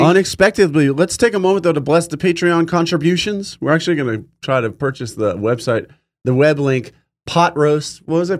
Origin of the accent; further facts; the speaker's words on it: California, United States; also born or lived in New York; We moved from New York to California when I was five.